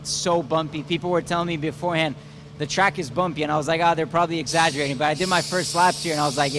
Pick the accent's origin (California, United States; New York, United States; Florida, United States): Florida, United States; I'm from Florida, so it feels like racing at home.